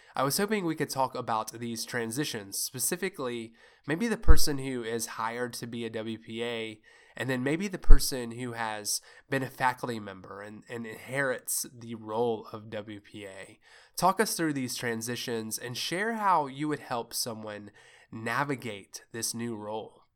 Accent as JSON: {"language": "English", "region": "Kentucky", "country": "United States", "said": "I'm from Kentucky"}